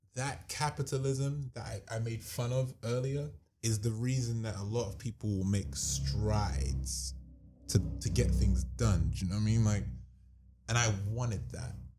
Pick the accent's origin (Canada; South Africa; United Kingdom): United Kingdom; London; We're from London.